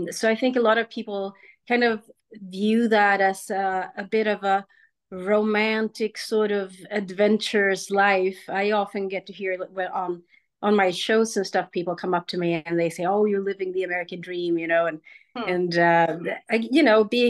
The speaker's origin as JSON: {"language": "English", "country": "Sweden", "tie": "born or raised there", "also_born_or_lived": "Germany / United States", "moved": "as an adult", "said": "I'm from Sweden"}